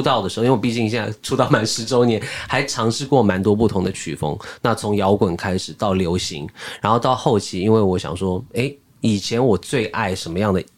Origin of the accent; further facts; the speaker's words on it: Australia; now in Taiwan; 我是在澳洲长大